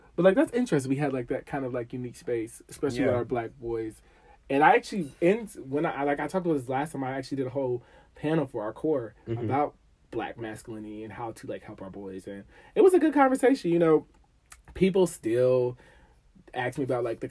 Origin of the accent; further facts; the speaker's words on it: Dayton, Ohio, United States; moved away as an adult; now in Washington, D.C. area, United States; I'm from Dayton, Ohio